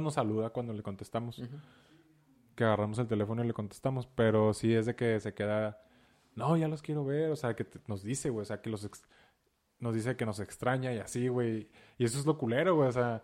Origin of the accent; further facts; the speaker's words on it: Ciudad Juárez, Chihuahua, Mexico; soy de Ciudad Juárez